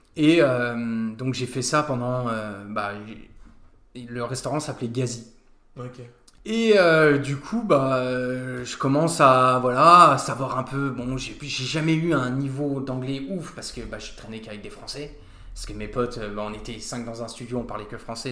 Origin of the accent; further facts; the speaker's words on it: Nancy, Grand Est, France; also born or lived in Australia; je viens de Nancy, je connais Nancy par cœur maintenant, et puis j'ai été au lycée Charles de Foucault